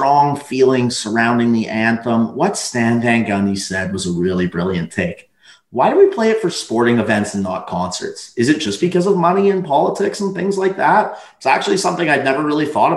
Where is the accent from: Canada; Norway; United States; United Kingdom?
Canada; being from Canada